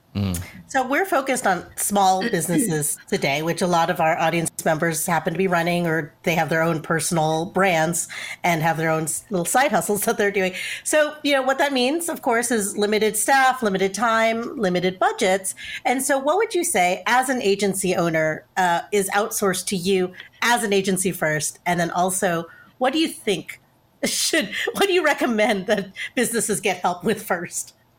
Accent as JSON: {"language": "English", "region": "Texas", "country": "United States", "said": "we're from Texas"}